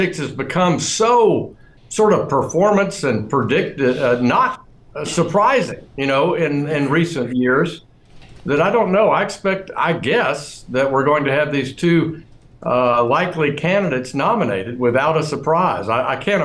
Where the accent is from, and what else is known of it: Arkansas, United States